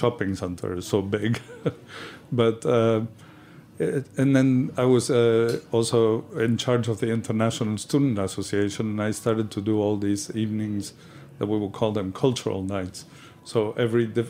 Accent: Patagonia, Argentina; moved away; also born or lived in California / Italy; I was born in the Patagonia in the south of Argentina

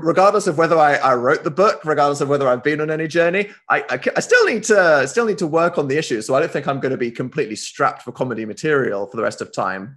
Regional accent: United Kingdom; as this British guy

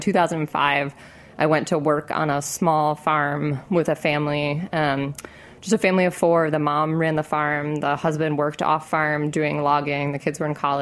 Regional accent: Connecticut, United States; moved away; also born or lived in Maine; I grew up in Connecticut

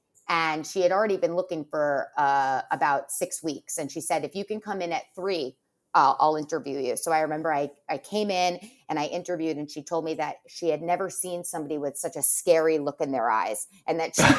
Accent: New York, United States; Well, so I grew up in Westchester and I always loved to read.

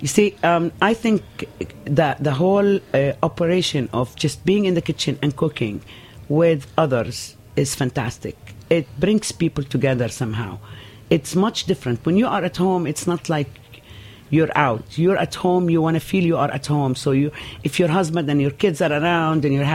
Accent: Nazareth, Northern District, Israel; born or raised there; moved away as an adult; now in New York, United States

